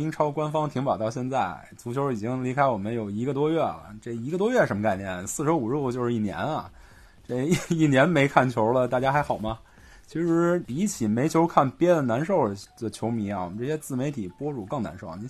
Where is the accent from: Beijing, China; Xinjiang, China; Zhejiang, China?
Beijing, China; 们不不不，我们都是北京人，